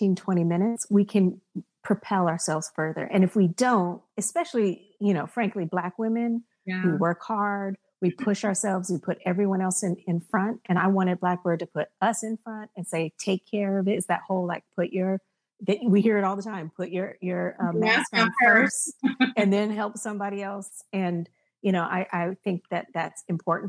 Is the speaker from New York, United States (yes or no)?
no; Berkeley, California, United States; I'm from Berkeley